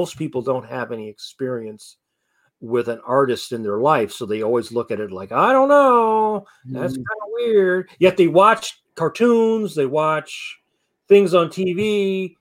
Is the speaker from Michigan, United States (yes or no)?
yes; Detroit, Michigan, United States; growing up in Detroit, you know, in the Black community